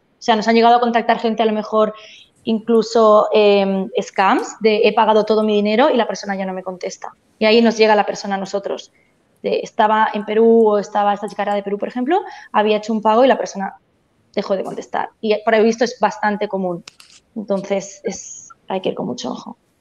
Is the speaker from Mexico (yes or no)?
no; Barcelona, Catalonia, Spain; moved away as an adult; also born or lived in Melbourne, Australia; now in Australia; yo soy de, soy de Barcelona, de España, y llegué hace siete años a Australia